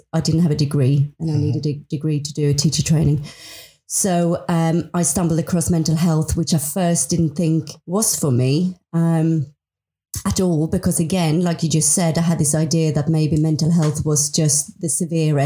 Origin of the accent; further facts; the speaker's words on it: Sweden; moved away as an adult; I'm from Sweden. I've been in this country for 24 years